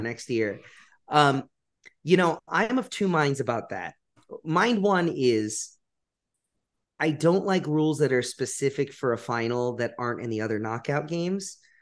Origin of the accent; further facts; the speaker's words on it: Baltimore, Maryland, United States; moved away; I'm from Baltimore